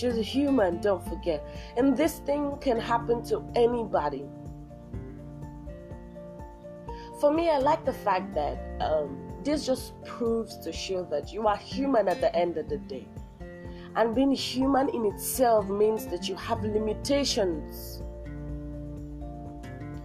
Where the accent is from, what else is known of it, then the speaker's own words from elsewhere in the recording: Nigeria; I'm from Nigeria